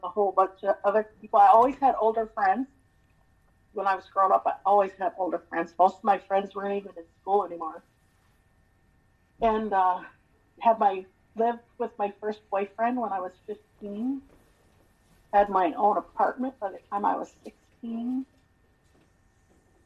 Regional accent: Montana, United States; I was born and raised in Montana.

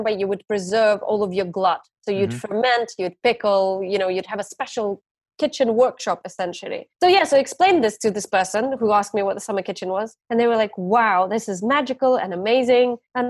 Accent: Ukraine; now in London, United Kingdom; I would come back home to Ukraine

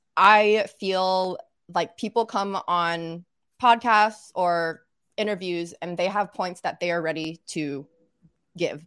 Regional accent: Little Rock, Arkansas, United States; moved away as an adult; also born or lived in North Carolina / New Orleans, Louisiana; now in New York, United States; I actually grew up in Little Rock, Arkansas

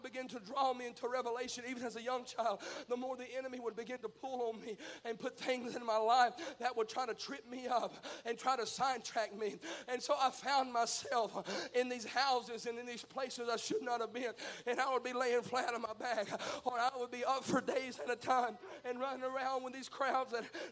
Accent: Mississippi, United States; I speak in double negatives. I'm from Mississippi.

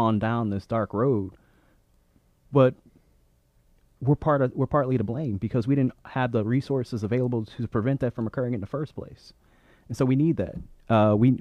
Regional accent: St. Louis, Missouri, United States; now in Boston, United States; I'm originally from St. Louis

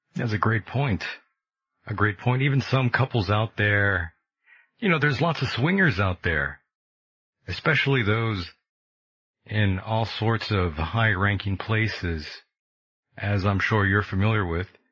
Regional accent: California, United States; my home state of California

